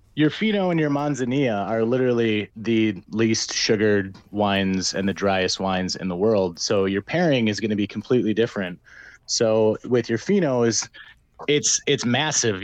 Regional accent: Minnesota, United States; I'm from Minnesota

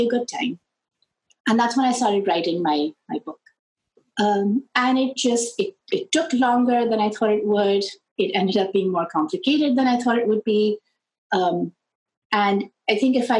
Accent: Lahore, Punjab, Pakistan; moved away; I grew up in Pakistan, where we have the British system of education

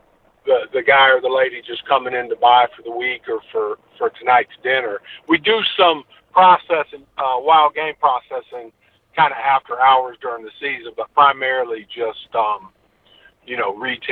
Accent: North Carolina, United States; also born or lived in Birmingham / New England; now in Northwest Florida, United States; I'm originally from North Carolina, but I've lived in Florida, Northwest Florida, most of my adult life

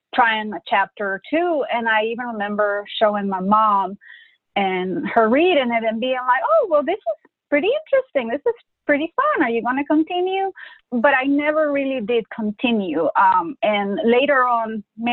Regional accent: Honduras; first language Spanish; English is a second language; moved away as an adult; now in United States; I grew up in Honduras, you know, a third world country

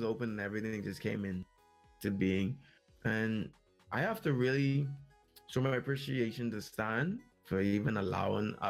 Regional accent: Bahamas

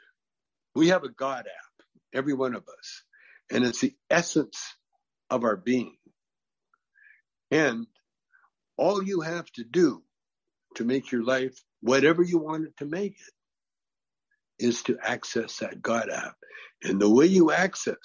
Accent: Canada; now in California, United States; I grew up in Canada

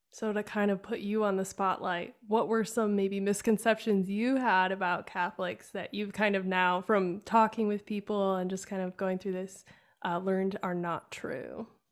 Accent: Wisconsin, United States; growing up in Wisconsin, which is very, uh, German.

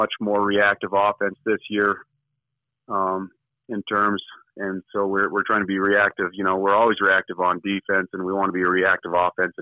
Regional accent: Lander, Wyoming, United States; I grew up in Lander, you know, born and raised there

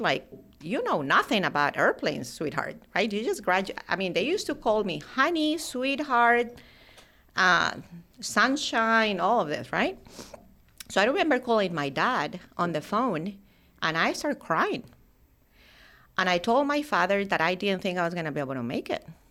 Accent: Colombia; I actually grew up in, in Colombia, South America

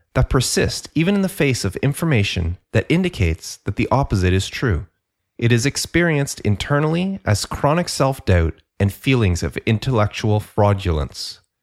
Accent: Canada; I'm Canadian

